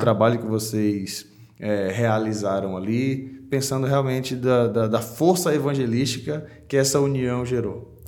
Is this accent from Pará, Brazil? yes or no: yes; Pará, Brazil; moved away as an adult; also born or lived in João Pessoa, Paraíba; Com 18 anos eu fui para o seminário de teologia, teologia, lá em João Pessoa, na Paraíba, saí do Pará, fui para lá